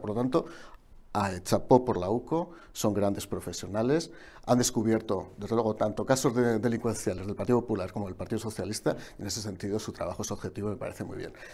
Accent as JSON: {"language": "Spanish", "region": "Aragon", "country": "Spain", "said": "como Aragonés que soy"}